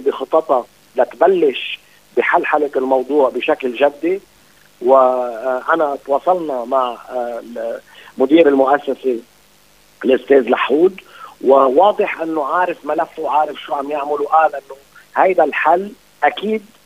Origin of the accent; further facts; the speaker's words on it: Lebanon; انا كدوله لبنانيه